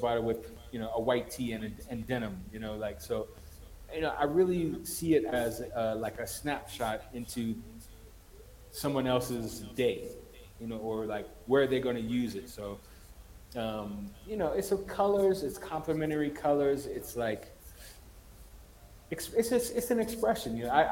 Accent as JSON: {"language": "English", "country": "United States", "moved": "as an adult", "lives_now": "Ethiopia", "said": "as an American who's living in Ethiopia"}